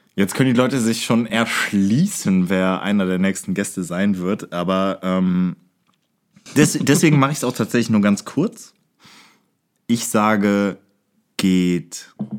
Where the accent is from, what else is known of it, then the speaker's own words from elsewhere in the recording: Aachen, North Rhine-Westphalia, Germany; wir kommen bekanntermaßen aus Aachen, wir beide